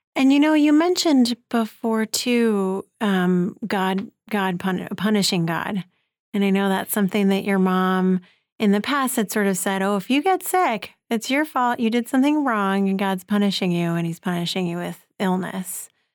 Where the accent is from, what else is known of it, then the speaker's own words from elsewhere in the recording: New York City, New York, United States; speaking as a New Yorker